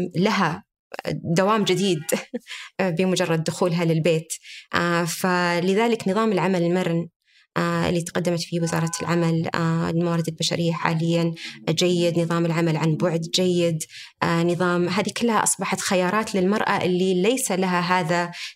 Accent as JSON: {"language": "Arabic", "country": "Saudi Arabia", "said": "عندنا في المملكة العربية السعودية"}